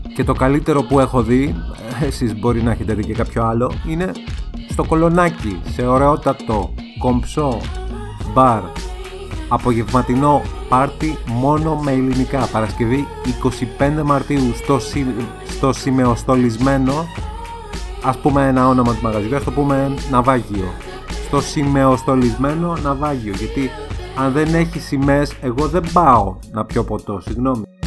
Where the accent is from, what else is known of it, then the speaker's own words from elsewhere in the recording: Greece; ως Έλληνες